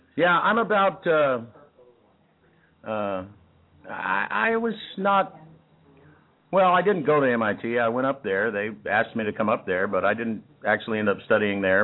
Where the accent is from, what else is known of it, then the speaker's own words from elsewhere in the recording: Texas, United States; also born or lived in Kansas; I was born in Kansas, but you know, after about three years old, I wasn't in Kansas anymore, and was mostly in Texas